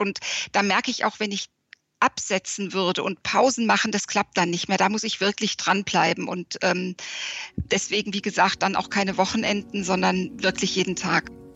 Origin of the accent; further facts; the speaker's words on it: Frankfurt, Hesse, Germany; now in Wiesbaden, Germany; Ich lebe in Wiesbaden, also in Hessen, bin auch gebürtige Hessin, äh, aus Frankfurt stammend